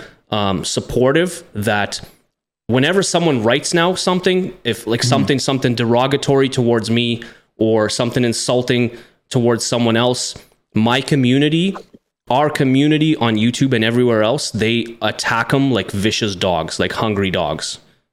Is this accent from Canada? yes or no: no; Russia; English is a second language; As most people know out there by now, that I was born and raised in the Soviet Union, Russian by blood.